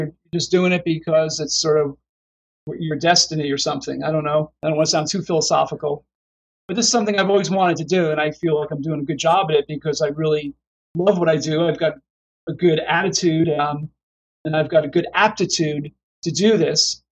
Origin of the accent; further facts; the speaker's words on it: New Jersey, United States; moved away as an adult; also born or lived in Davenport, Iowa; now in Pittsburgh, United States; I graduated in 82 from Palmer in Davenport, and I'm from New Jersey originally. So I moved back to New Jersey with my wife and kids and to be around my family, practiced there for about 10 years.